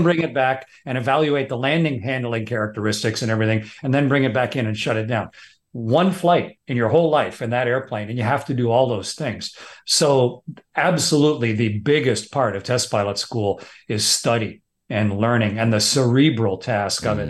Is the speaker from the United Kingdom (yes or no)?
no; Canada; I'm just a Canadian fighter pilot.